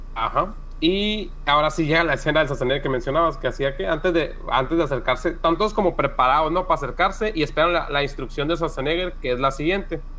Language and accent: Spanish; Mexico; Somos mexicanos